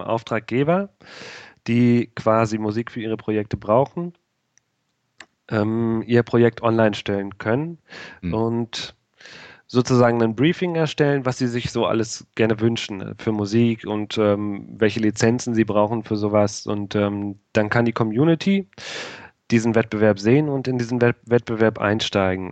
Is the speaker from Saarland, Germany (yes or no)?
no; Rheda-Wiedenbrück, North Rhine-Westphalia, Germany; Ich komme aus Reda Wienbrück. Das ist bei Bielefeld